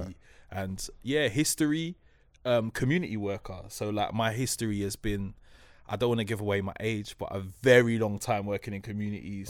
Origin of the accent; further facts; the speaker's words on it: London, United Kingdom; I'm from Newcross